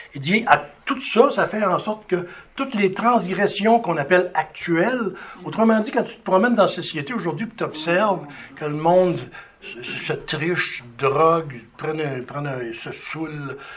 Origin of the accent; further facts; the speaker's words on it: Sherbrooke, Quebec, Canada; Je suis né à Sherbrooke